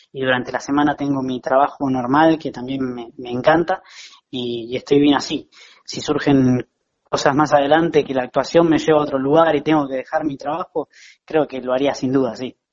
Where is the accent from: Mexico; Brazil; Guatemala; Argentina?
Argentina; La Plata, Buenos Aires Province; moved away as an adult; now in Buenos Aires, Argentina; yo soy platense, pero en 2015 me mudé para, Capital